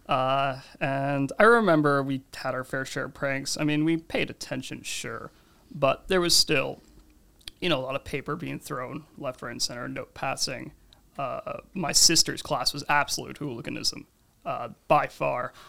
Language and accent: English; New Jersey, United States; also born or lived in Canada; now in Toronto, Canada; I was born in New Jersey, but I've lived in Canada for about a decade now.